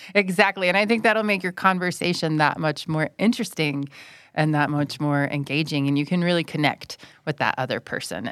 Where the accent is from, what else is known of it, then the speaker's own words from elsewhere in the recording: United States; moved away as an adult; now in Thailand; I'm from the United States, and I'm currently an English language fellow at Burapa